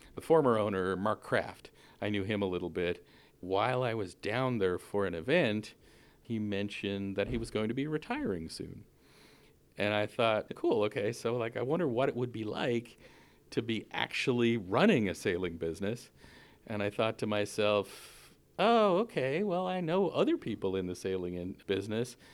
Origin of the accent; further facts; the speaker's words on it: Newfoundland and Labrador, Canada; moved away as an adult; also born or lived in Ottawa, Canada; now in San Francisco Bay Area, United States; I'm born and raised in Canada.